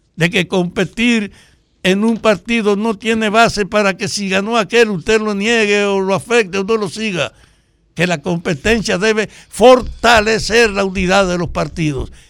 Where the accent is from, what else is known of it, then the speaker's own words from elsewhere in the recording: Salcedo, Hermanas Mirabal, Dominican Republic; que somos de Salcedo